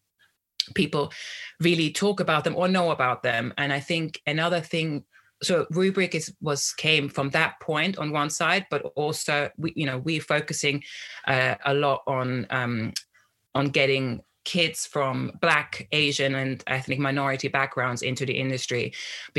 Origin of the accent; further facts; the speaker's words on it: Austria; moved away; I grew up in Austria